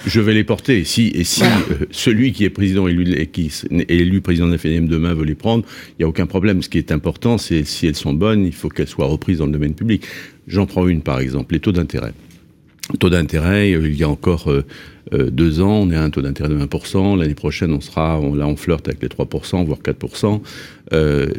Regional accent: Nantes, Pays de la Loire, France; je suis nantais

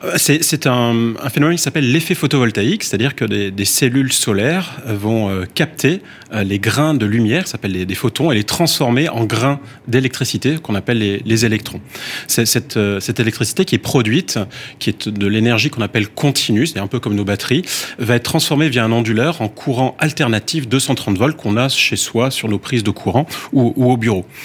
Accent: France; chez nous en France

